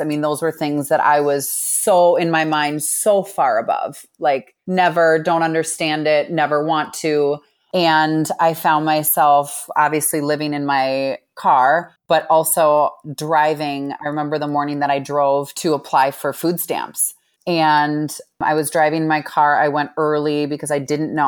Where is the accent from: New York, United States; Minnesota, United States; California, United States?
Minnesota, United States; Minneapolis; I grew up in Minneapolis